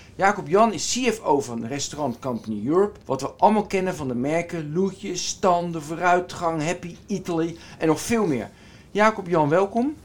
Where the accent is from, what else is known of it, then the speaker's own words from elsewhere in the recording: Westland, South Holland, Netherlands; moved away; ik kom uit het Westland